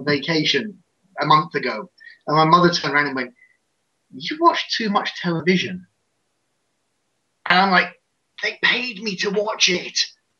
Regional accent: United Kingdom; It's British. I'm British.

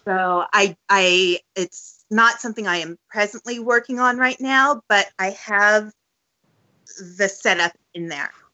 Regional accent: San Francisco, California, United States; also born or lived in Los Angeles; I grew up in San Francisco up until the age of 18

